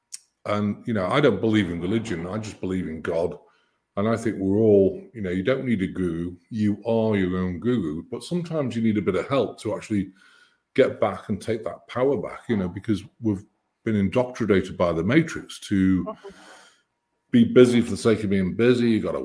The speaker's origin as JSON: {"language": "English", "country": "United Kingdom", "said": "And I'm British."}